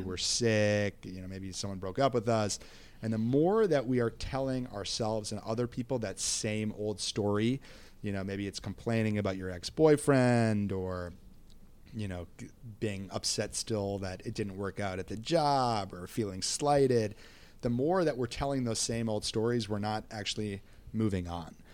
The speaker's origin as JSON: {"language": "English", "town": "Minneapolis", "region": "Minnesota", "country": "United States", "said": "I'm from Minneapolis, Minnesota, and I am thirty-seven"}